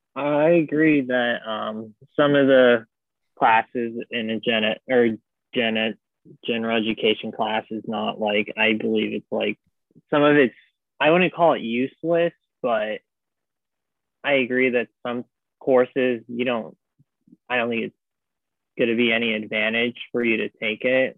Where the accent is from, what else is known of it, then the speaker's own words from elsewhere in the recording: Las Vegas, Nevada, United States; moved away; I'm from Las Vegas. So I transferred from a community college where I'm from in Las Vegas